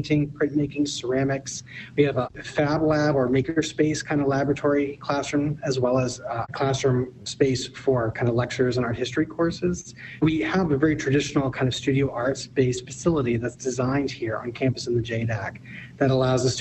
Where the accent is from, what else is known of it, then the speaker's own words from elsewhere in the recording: East Coast, United States; moved away; I'm from the East Coast